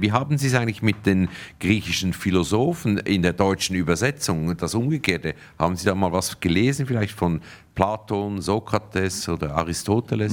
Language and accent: German; Zug, Switzerland; ich bin in Zug aufgewachsen.